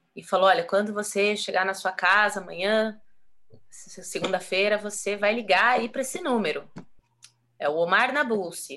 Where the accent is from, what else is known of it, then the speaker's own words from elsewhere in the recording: Brazil; moved away as an adult; Eu saí do Brasil com quase zero de conhecimento folclórico